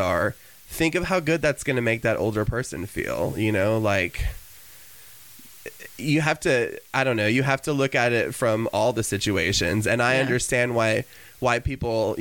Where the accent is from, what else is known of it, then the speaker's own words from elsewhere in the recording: Cedar Rapids, Palo, Iowa, United States; I was born in Cedar Rapids, Iowa